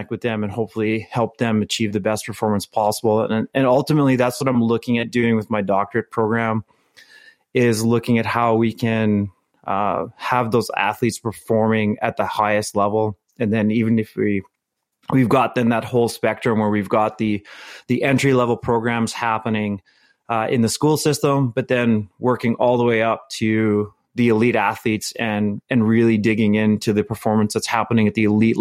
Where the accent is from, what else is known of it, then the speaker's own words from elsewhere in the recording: Winnipeg, Manitoba, Canada; moved away as an adult; now in Alberta, Canada; my hometown of Winnipeg